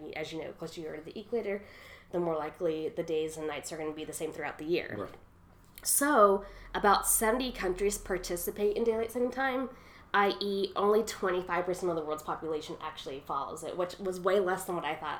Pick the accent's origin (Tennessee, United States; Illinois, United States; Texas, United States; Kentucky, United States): Kentucky, United States; Louisville; growing up in Louisville